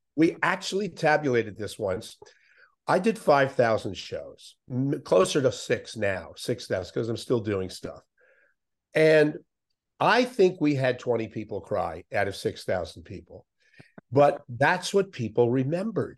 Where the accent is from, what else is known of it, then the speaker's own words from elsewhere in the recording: Miami, Florida, United States; I grew up in Miami